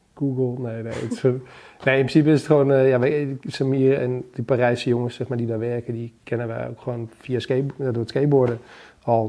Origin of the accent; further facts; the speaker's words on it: Achterhoek, Gelderland, Netherlands; moved away; naar de achterhoek waar ik vandaan kom